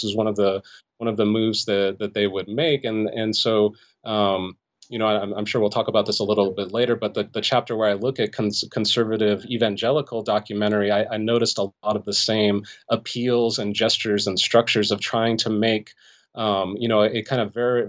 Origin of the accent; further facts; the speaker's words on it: Los Angeles, California, United States; Yeah, so I grew up in the Los Angeles area in the San Fernando Valley.